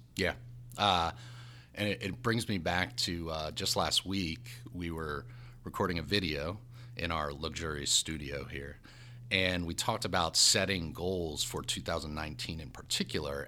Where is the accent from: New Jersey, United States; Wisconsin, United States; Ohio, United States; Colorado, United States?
New Jersey, United States; also born or lived in South Bend, Indiana; I'm from New Jersey, God's country number one.